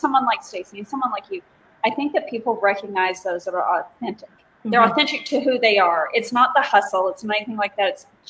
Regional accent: Virginia, United States; I grew up in Virginia. I grew up in the mountains.

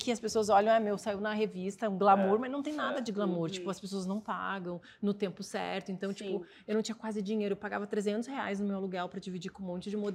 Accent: Porto Alegre, Rio Grande do Sul, Brazil; É, eu sou de Porto Alegre, daí eu passei, a, assim, trabalhava uma vida normal, né? Lá em Porto Alegre.

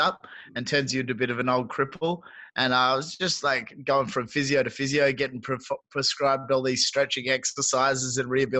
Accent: Perth, Western Australia, Australia; They had the first UFC in Perth in my hometown this year

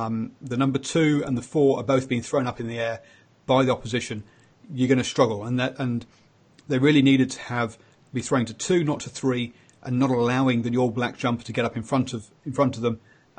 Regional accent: England, United Kingdom; I am English

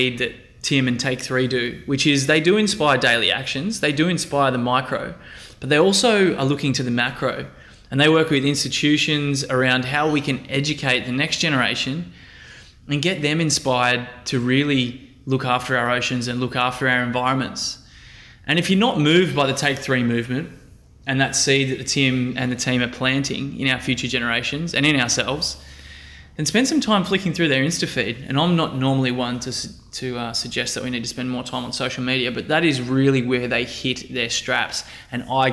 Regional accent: Central Coast, New South Wales, Australia; my hometown on the Central Coast

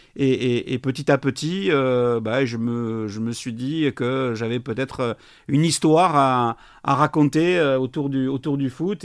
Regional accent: Montauban, Occitania, France; moved away; also born or lived in Bordeaux; Montauban, chez moi, dans le Tarn-et-Garonne, pas, très loin de, pas très loin de Toulouse

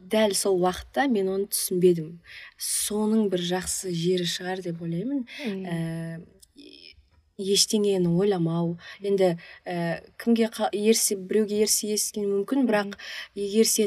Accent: Pavlodar, Pavlodar Region, Kazakhstan; ә, мен павлодар қаласының тумасымын

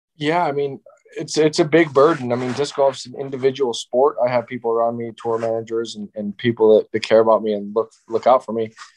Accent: Ohio, United States; I just had a local local park in my hometown in Ohio

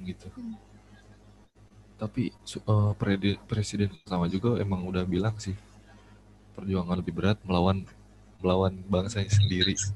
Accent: West Java, Indonesia; aku kan orang Jawa gitu ya, orang Jawa asli, iya. Jawa Barat

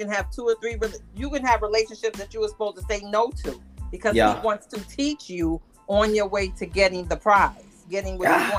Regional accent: New York, United States; I'm a New Yorker.

